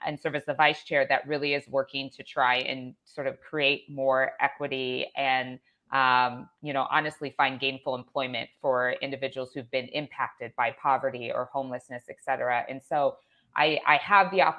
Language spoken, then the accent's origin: English; Chicago, Illinois, United States; I'm from the Chicago area.